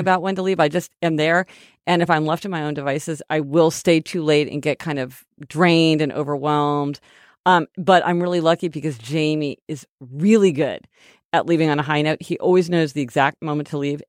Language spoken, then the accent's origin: English; Kansas City, Missouri, United States; We're from Kansas City, Missouri